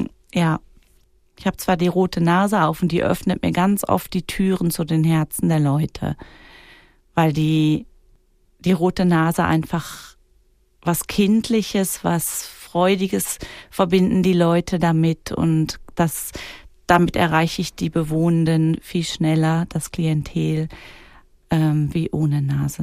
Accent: Germany; also born or lived in Kreuzlingen, Switzerland; now in Wädenswil, Switzerland; bei uns in Deutschland

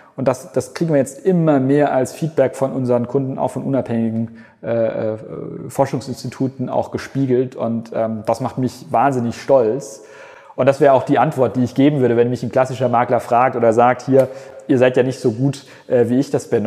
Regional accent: Germany

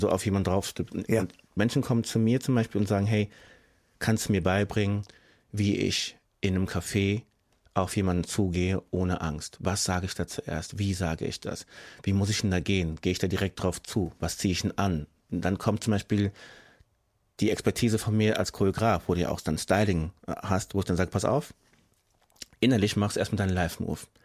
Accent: Frankfurt, Hesse, Germany; ich bin hier geboren, ich bin hier aufgewachsen, ich bin Deutscher als meine ganze Straße in Sachsenhausen, wo ich wohne

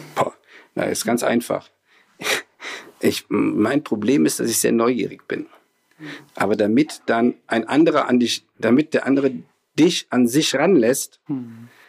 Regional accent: Rhineland, Germany; also bin ja Rheinländer, bin da groß geworden

